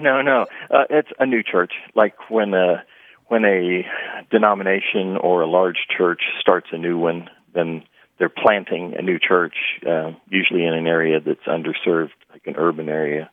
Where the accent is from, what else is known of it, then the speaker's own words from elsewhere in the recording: Midwest, United States; I grew up in the Midwest